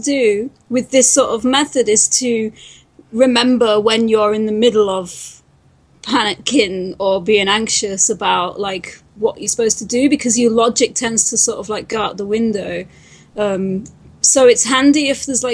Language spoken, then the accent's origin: English; United Kingdom; accent: British; I'm British